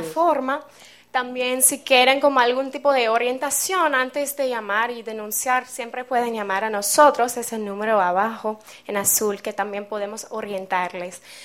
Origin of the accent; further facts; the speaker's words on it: Seattle, Washington, United States; moved away; soy de los Estados Unidos, de Seattle, en el noroeste de mi país.